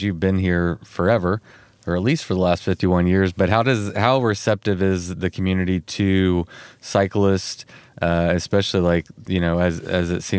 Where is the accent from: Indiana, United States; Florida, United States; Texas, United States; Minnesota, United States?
Texas, United States; I come from Texas